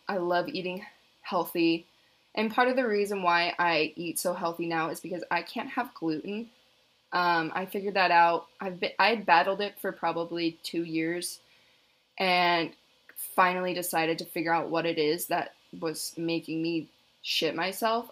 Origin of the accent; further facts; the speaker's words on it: Hood River, Oregon, United States; also born or lived in Corvallis, Oregon; I'm currently in Hood River, my hometown